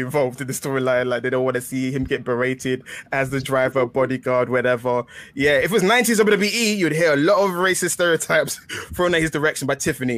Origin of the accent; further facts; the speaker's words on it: England, United Kingdom; I'm a British flower. I'm an English rose